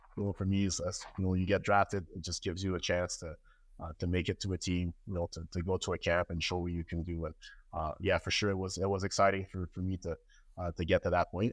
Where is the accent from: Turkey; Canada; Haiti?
Canada; La Prairie, Quebec; moved away as an adult; now in United States; I started in my hometown in La Prairie in, in, uh, Montreal, Coastal Montreal